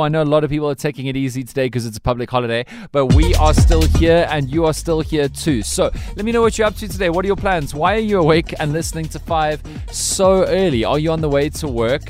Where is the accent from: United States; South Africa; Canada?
South Africa; Western Cape; I'm from the Western Cape.